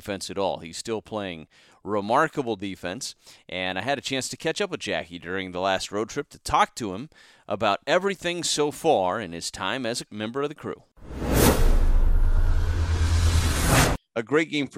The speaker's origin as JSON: {"language": "English", "area": "just outside of Omaha", "region": "Nebraska", "country": "United States", "tie": "born or raised there", "said": "I grew up just outside of Omaha"}